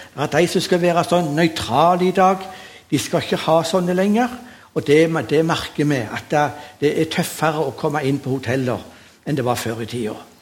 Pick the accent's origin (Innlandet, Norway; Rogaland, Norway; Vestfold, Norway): Rogaland, Norway; Sandnes; Jeg er oppvokst på Gandal